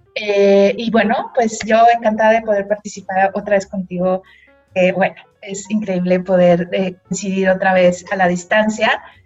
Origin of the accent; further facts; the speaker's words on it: Mexico; la primer mexicana eh, nacida y crecida, digamos, en México